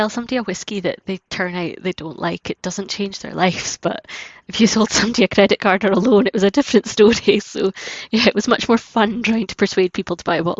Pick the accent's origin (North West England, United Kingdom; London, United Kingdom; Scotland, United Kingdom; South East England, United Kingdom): Scotland, United Kingdom; Keith; Keith is the town that Strathisla Distillery is in, and I grew up here, and it's quite nice to be back here bringing up my family here too.